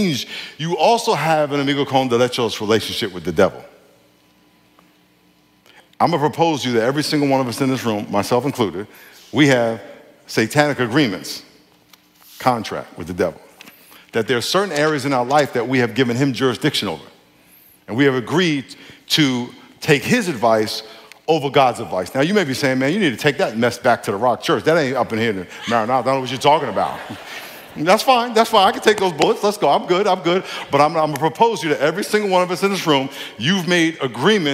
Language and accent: English; New York, United States; I grew up in New York.